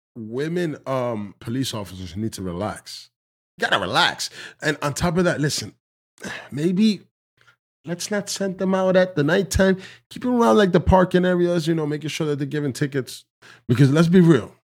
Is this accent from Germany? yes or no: no; Dominican Republic; I consider myself Dominican of African descent